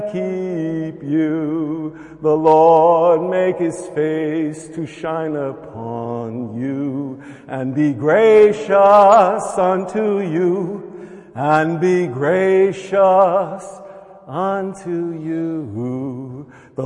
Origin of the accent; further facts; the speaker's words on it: United States; I'm American